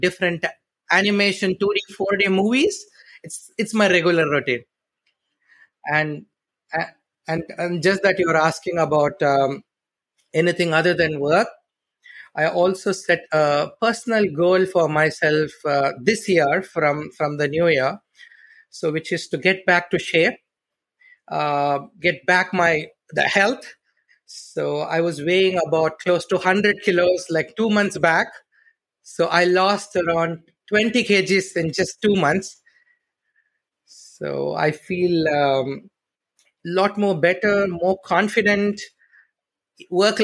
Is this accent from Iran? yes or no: no; Chennai, Tamil Nadu, India; moved away as an adult; also born or lived in Malaysia; now in Kuala Lumpur, Malaysia; I'm originally from India, southern part of India, from a very beautiful city called Chennai.